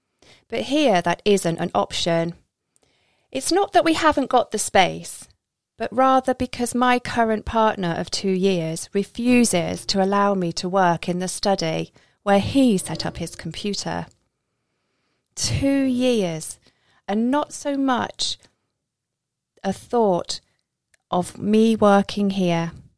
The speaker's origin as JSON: {"language": "English", "town": "Isle of Skye", "region": "Scotland", "country": "United Kingdom", "tie": "born or raised there", "moved": "yes", "lives_now": "England", "said": "I'm not from here. I'm in the Midlands at the moment, but I'm from the Isle of Skye. I wasn't born there, hence I haven't got a Scottish accent. But that's where I've lived most of my life."}